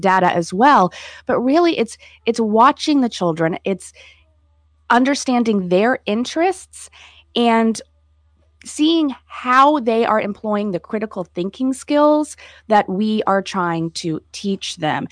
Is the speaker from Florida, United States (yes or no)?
yes; Florida, United States; moved away as an adult; I was happy to come back to my home state